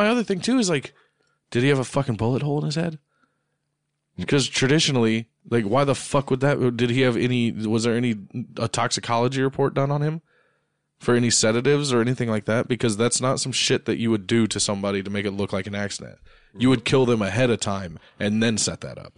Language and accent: English; United States; I'm American